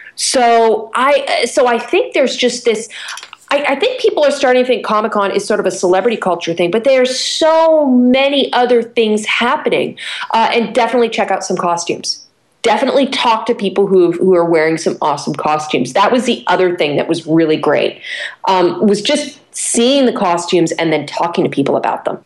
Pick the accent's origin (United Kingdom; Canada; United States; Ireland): Canada; I'm a Canadian